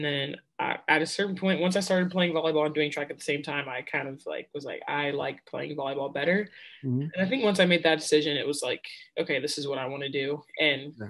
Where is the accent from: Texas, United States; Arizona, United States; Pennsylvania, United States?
Texas, United States; Grand Prairie; moved away as an adult; now in Kentucky, United States; I'm from Grand Prairie, Texas, and I currently go to the University of Kentucky